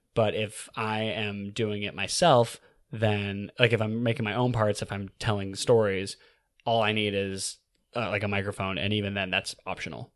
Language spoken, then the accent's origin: English; California, United States; moved away as an adult; also born or lived in New York City / Alaska; I'm from California